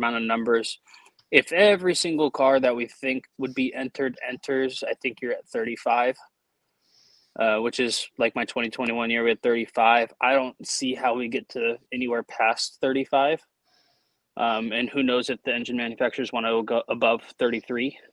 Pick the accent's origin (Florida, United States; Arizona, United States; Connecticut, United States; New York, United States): Florida, United States; also born or lived in Indianapolis (parents); And when I was about 4 years old, got into those Hot Wheels cars, just had boxes and boxes of those things. And my mom was like, hey, there's a little dirt track up here. We're in Florida.